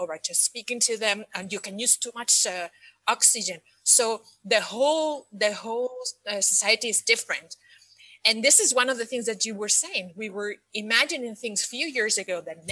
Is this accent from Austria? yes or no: no; Spain; moved away as an adult; also born or lived in Scotland / United States / Paris, France; now in Dubai, United Arab Emirates; I am originally from Spain, and I lived most of my adult life outside of my country.